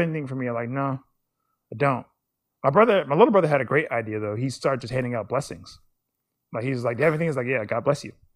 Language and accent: English; United States; I'm American